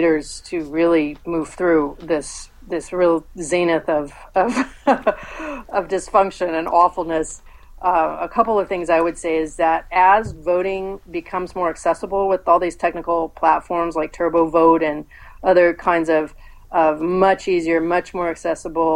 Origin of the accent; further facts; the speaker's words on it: San Jose, California, United States; I was born in San Jose, I grew up in Northern California.